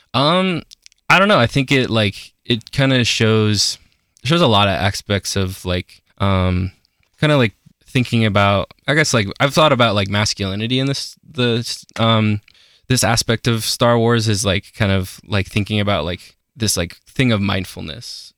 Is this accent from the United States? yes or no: yes; Aurora, Colorado, United States; I am from Aurora, Colorado. Yeah, basically just like thirty minutes outside of Denver.